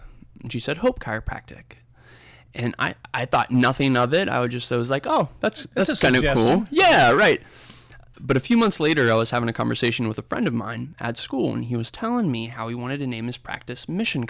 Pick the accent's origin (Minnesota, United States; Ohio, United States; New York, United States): Ohio, United States; Cincinnati; now in Indianapolis, United States; I had absolutely no idea growing up in Cincinnati that this was such an awesome place to be.